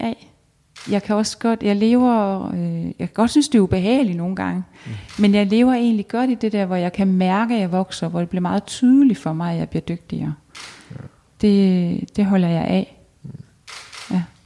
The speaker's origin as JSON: {"language": "Danish", "country": "Denmark"}